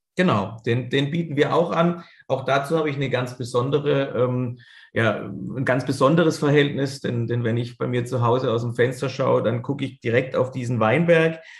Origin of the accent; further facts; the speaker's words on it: Karlsruhe, Baden-Württemberg, Germany; also born or lived in Spain; zähle ich mich natürlich als Karlsruher, da wir ein Stadtteil von Karlsruhe sind